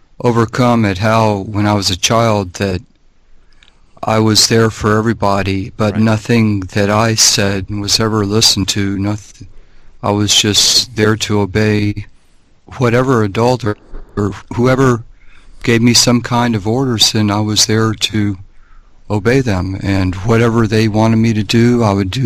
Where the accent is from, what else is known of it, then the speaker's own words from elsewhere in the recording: Miami, Florida, United States; I grew up in Miami